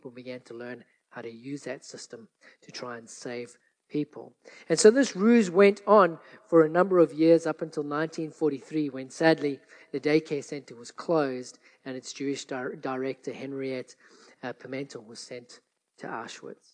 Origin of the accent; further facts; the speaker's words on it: South Africa; growing up in South Africa